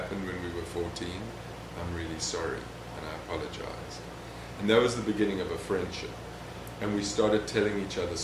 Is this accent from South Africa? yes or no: yes; South Africa; moved away; I came from South Africa